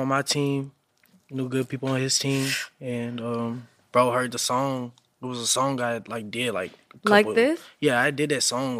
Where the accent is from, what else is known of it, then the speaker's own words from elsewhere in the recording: Louisville, Kentucky, United States; now in Atlanta, United States; I'm from Louisville.